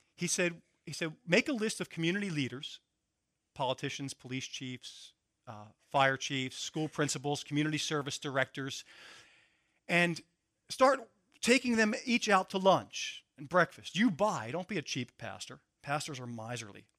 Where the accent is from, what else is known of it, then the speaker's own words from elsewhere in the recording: Philadelphia, Pennsylvania, United States; I'm from Philadelphia